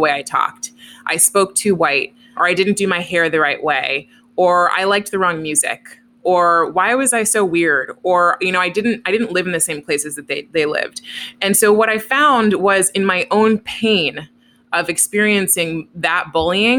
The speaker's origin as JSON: {"language": "English", "town": "Oakland", "region": "California", "country": "United States", "tie": "born or raised there", "said": "I grew up in Oakland, which is a pretty diverse place"}